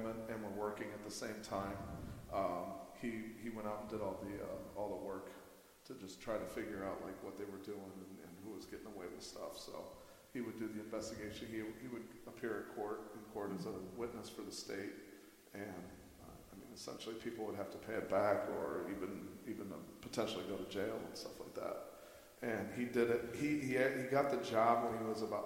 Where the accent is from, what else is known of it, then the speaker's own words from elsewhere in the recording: Toledo, Ohio, United States; I'm from Toledo and graduated from St. Francis